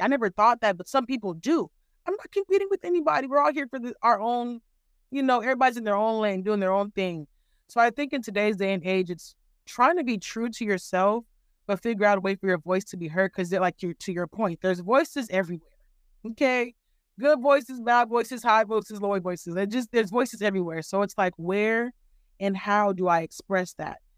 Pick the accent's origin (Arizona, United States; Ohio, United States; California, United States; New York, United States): California, United States; also born or lived in Nigeria; now in Texas, United States; I am Nigerian American, born and raised in California. I live in Texas now.